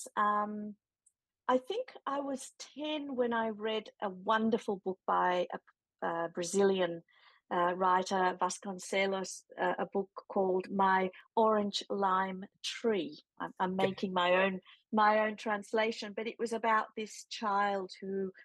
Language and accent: English; Chile; now in Melbourne, Australia; I was born in Chile. I've been living here for 30 years, but all my family's back home